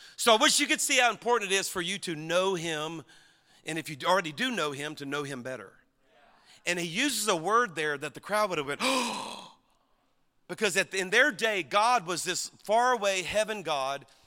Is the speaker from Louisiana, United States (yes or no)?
yes; Louisiana, United States; I'm from Louisiana